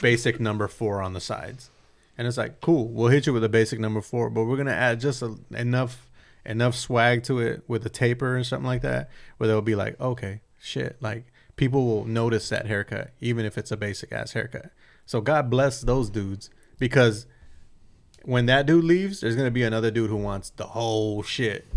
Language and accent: English; San Bernardino, California, United States; in my hometown